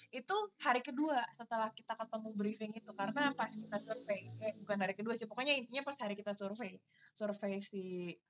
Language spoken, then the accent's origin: Indonesian; South Jakarta, Jakarta, Indonesia; sama yang kedua kan saya anak Jakarta Selatan banget ya.